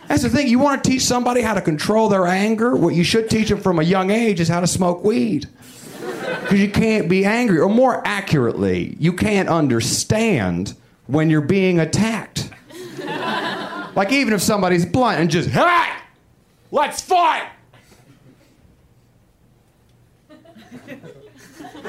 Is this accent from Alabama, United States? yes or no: yes; Huntsville, Alabama, United States; my hometown of Huntsville, Alabama